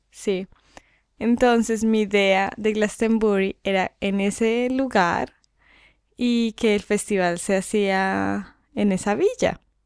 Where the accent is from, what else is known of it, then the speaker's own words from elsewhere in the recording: Colombia; moved away; en mi país